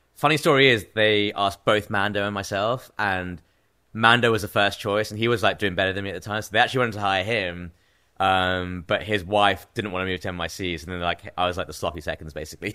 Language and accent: English; Cambridge, East of England, United Kingdom; moved away as an adult; also born or lived in New York City / Bangladesh (parents); now in London, United Kingdom; I grew up in England, yeah. I was born in Cambridge, in England, which is like a small university town, probably like an hour out of London. So I was born there.